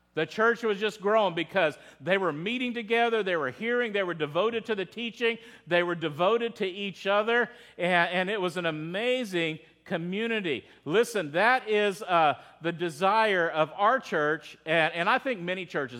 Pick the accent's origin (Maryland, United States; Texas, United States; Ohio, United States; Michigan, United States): Texas, United States; I'm from Texas.